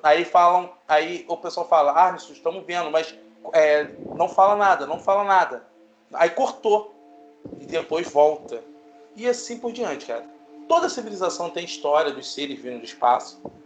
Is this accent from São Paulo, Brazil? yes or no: no; Rio de Janeiro, Brazil; aqui no Rio de Janeiro, nós somos do Rio de Janeiro